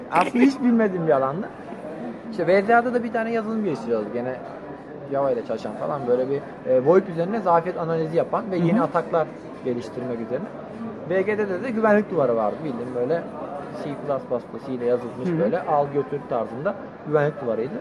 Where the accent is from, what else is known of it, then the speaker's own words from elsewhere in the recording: Antalya, Turkey; moved away as an adult; also born or lived in Bursa / Trabzon; ben Bursa'da doğdum. Antalya'da büyüdüm.